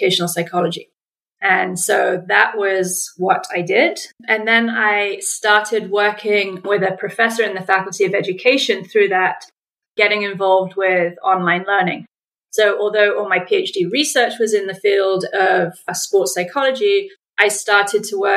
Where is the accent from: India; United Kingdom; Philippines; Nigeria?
United Kingdom; England; accent: English; moved away as an adult; also born or lived in United States / Ottawa, Canada; I'm English, if you can pick up on the accent